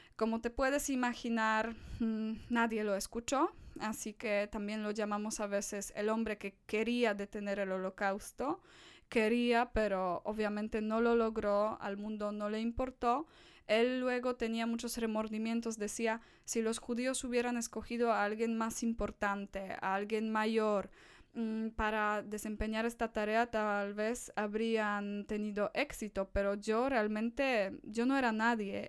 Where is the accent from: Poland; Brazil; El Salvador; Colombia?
Poland; Spanish is a second language; soy una de las pocas polacas, polacos con los que eh, estas personas van a tener contacto en mi país